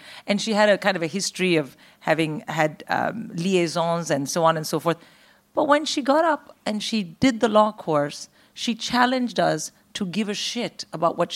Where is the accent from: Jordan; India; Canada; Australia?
India; moved away; also born or lived in Philippines / United States; I grew up in India